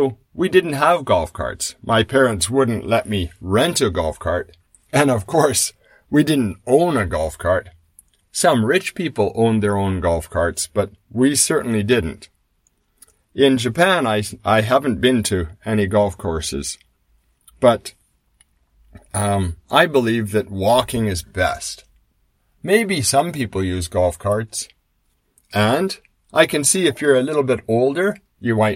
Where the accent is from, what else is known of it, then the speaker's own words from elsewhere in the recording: Canada; When I was a boy growing up in Canada